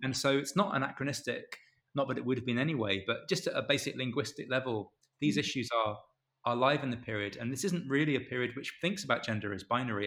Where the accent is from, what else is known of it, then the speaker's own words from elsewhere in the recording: Canterbury, South East England, United Kingdom; I'm I'm from Canterbury